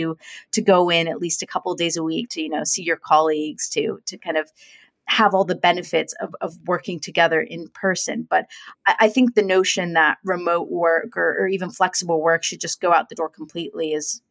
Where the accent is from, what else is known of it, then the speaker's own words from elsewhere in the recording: United States; moved away as an adult; now in London, United Kingdom; as an American, though, having moved to London